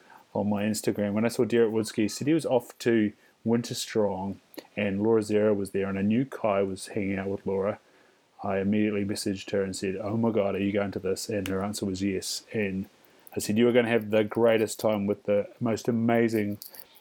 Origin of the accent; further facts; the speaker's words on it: New Zealand; now in Australia; I'm from New Zealand, I am not Māori